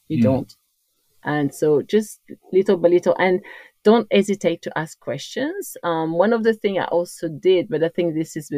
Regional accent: Corsica, France; accent: French; English is a second language; moved away; as you can hear from my accent, I'm French, but I come from the most beautiful island in the world, of course, is Corsica.

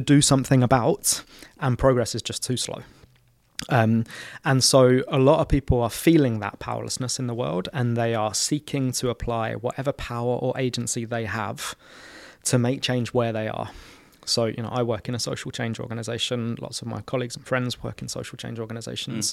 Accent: London, United Kingdom; I was born and raised in Camden Town

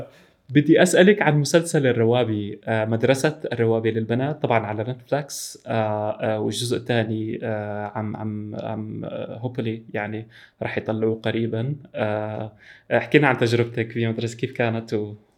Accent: Syria; انا انا سوري

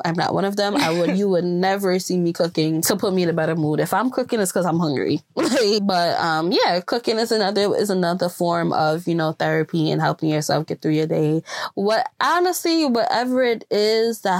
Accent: Jamaica; growing up in Jamaica, growing up in a Jamaica household

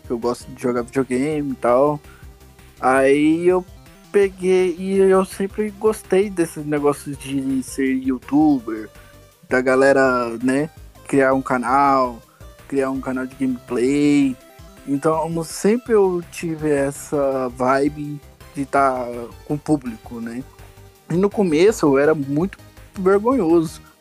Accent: Goiânia, Goiás, Brazil; de Goiânia, Goiás, né? O famoso da terra do piqui.

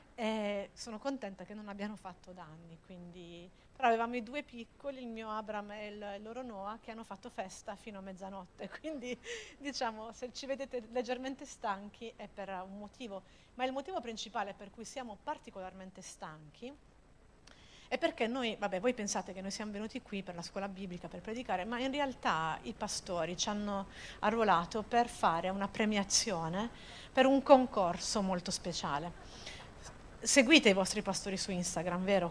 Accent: Apulia, Italy; io da buona pugliese

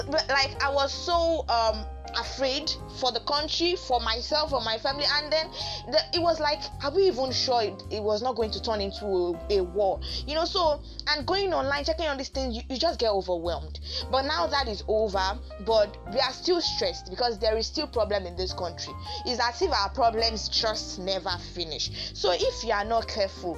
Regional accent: Nigeria; being a Nigerian

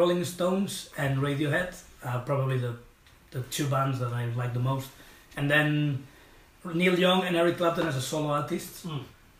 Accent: north of Barcelona, Catalonia, Spain; English is a second language; moved away as an adult; also born or lived in London; now in Liverpool, United Kingdom; I'm from Catalonia, you know, and from Barcelona. If you go to Barcelona, you go to the north.

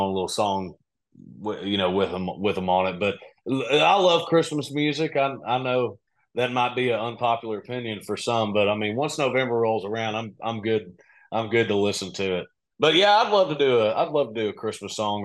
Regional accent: Kentucky, United States; Kentucky's home base for me. I'm from Kentucky

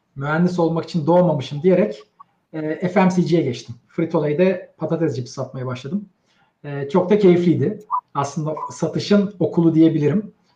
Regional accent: Istanbul, Turkey; 75 İstanbul doğumluyum.

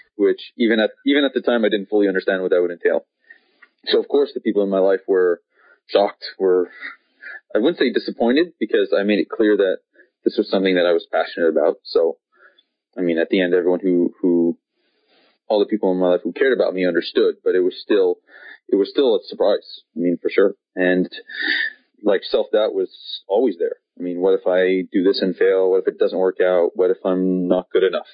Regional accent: Montreal, Quebec, Canada; I grew up in Montreal in Canada

